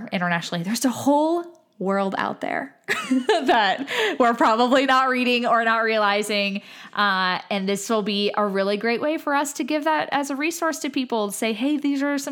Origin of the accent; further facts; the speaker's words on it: United States; someone who is an American